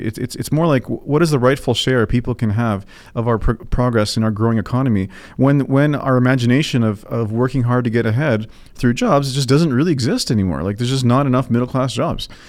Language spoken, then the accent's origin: English; Toronto, Ontario, Canada; I was born here in Toronto.